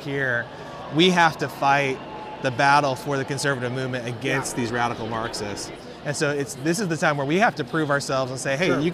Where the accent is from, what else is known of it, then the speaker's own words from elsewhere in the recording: Arizona, United States; here at AmericaFest in Arizona, my home state